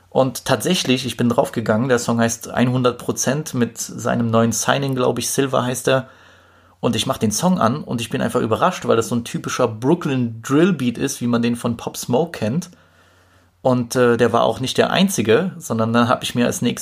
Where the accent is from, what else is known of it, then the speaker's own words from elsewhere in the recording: Poland; ich komme aus Polen